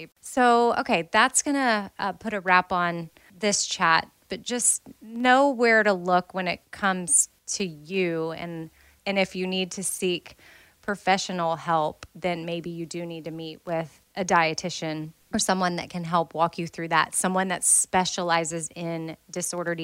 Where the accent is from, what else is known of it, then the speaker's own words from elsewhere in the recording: United States; I'm American